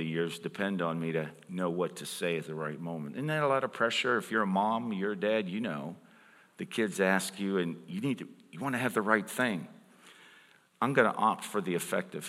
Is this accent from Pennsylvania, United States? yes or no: yes; Pittsburgh, Pennsylvania, United States; I'm from Pittsburgh